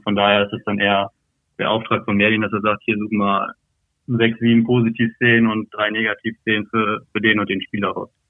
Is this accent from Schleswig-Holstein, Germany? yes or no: no; Lotte, North Rhine-Westphalia, Germany; also born or lived in Berlin; bin ich in Lotte aufgewachsen und hatte immer einen sehr, sehr engen Bezug zu Osnabrück hier